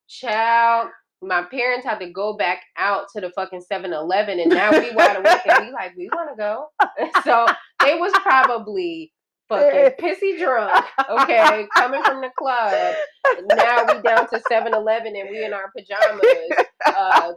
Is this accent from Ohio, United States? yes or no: no; California, United States; moved away; growing up in California